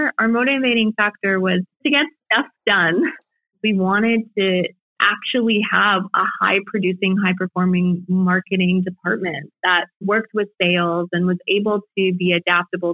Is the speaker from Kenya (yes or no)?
no; Canada; being Canadian